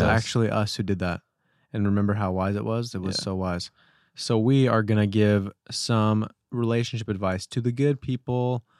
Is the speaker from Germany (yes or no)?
no; United Kingdom; moved away as an adult; now in Chicago, United States; And I'm also British. It's my background. That's why I call it university and not college.